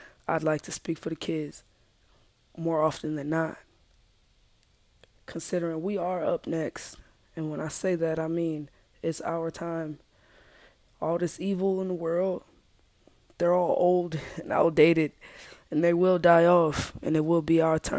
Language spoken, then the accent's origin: English; United States; I'm African American